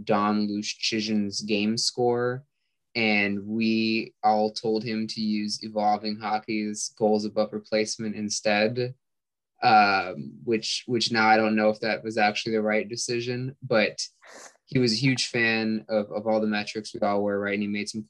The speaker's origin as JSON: {"language": "English", "region": "California", "country": "United States", "said": "I'm from California"}